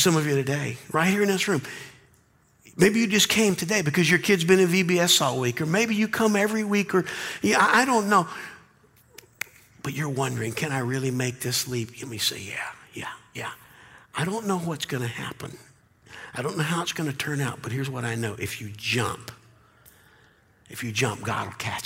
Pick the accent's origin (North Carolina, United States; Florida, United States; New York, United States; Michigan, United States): North Carolina, United States; Charlotte; I took driver's education classes growing up in Charlotte, North Carolina